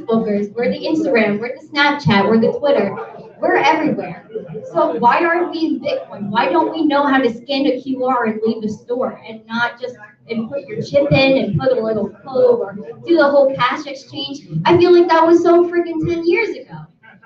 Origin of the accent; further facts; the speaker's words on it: New York City, New York, United States; I'm from Brooklyn, New York